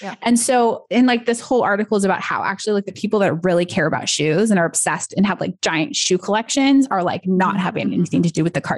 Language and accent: English; United States; I'm American